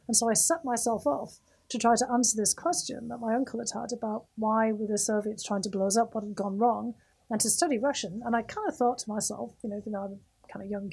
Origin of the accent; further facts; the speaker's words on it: United Kingdom; the UK, where I was growing up in the United Kingdom